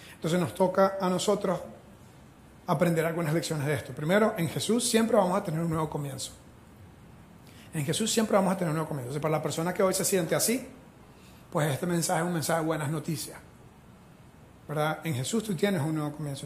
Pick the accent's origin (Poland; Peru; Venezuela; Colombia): Venezuela; first language Spanish; now in Costa Rica; yo soy de Venezuela, mi primer idioma es el español